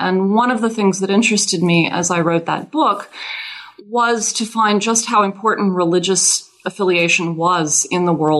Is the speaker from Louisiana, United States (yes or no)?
yes; Louisiana, United States; Well, I am originally from Louisiana, and that has everything to do with my having become a French historian. I learned French as a child in Louisiana. I'm not from a Cajun French-speaking family